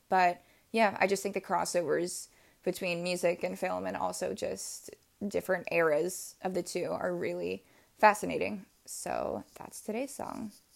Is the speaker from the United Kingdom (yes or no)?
no; Chicago, Illinois, United States; growing up in Chicago, I went to about five or six different elementary schools